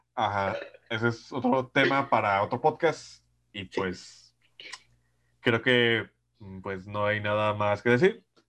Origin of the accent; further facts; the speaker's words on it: Mexico; desde que nací en México